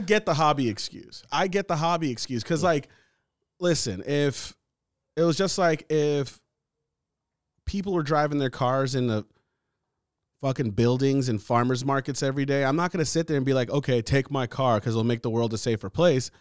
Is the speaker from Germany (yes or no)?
no; United States; I'm American. I was born here